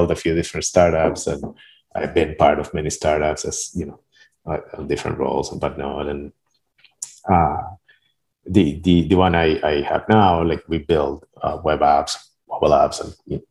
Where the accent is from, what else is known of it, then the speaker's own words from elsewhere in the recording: Argentina; moved away; I'm originally from Argentina, right? And my mom was computer scientist